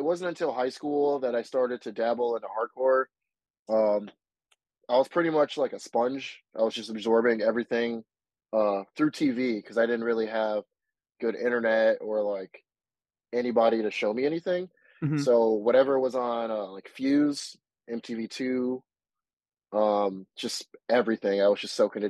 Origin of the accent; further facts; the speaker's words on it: Springfield, Massachusetts, United States; now in Westfield, United States; I'm from Western Mass, specifically Springfield